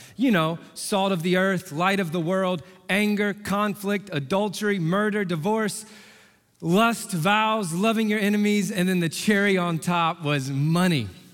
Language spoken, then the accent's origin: English; Indianapolis, Indiana, United States; I'm from Indy, born and raised